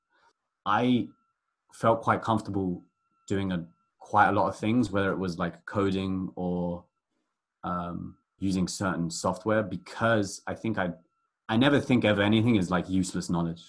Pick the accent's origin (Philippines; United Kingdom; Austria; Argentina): United Kingdom; London; moved away as an adult; growing up in London, is that it's just so multicultural